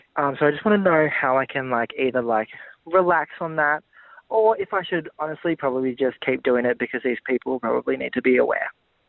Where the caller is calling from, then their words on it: Canberra, Australian Capital Territory, Australia; Hi, guys. I'm from Canberra, and I have this little problem that I tend to joke around with people